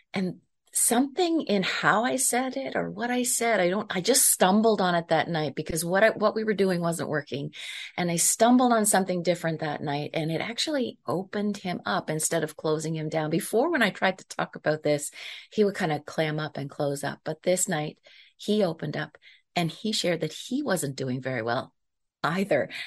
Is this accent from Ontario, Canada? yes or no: no; Prince Edward Island, Canada; I am from Prince Edward Island, Canada.